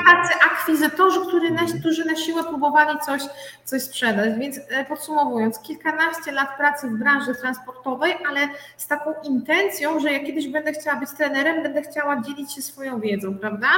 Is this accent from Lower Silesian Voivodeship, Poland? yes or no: no; Biała Podlaska, Lublin Voivodeship, Poland; jestem z Białej Podlaskiej